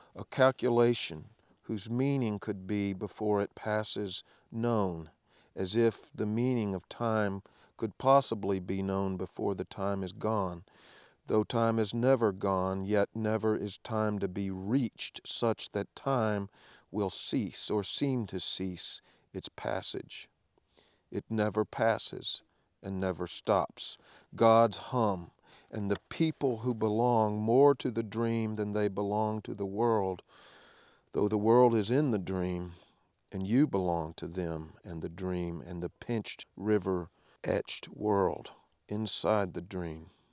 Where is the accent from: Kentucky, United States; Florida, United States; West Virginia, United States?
Kentucky, United States; Danville; spent some time in Danville, which happens to be my hometown